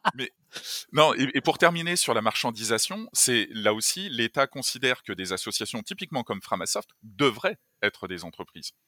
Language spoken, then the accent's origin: French; France; on est français, enfin, moi, j'aime la France